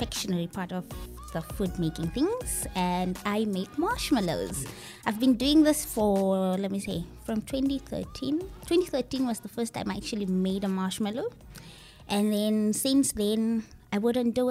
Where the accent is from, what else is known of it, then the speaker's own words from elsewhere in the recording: Windhoek, Khomas, Namibia; I grew up in Windhoek and Shandubala